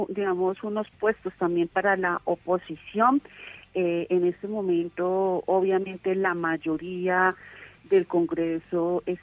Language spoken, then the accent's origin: Spanish; Colombia